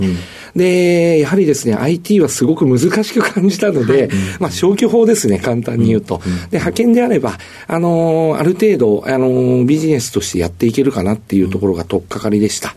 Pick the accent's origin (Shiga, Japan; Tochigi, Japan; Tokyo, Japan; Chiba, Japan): Tokyo, Japan; 東京台東区の蔵前になります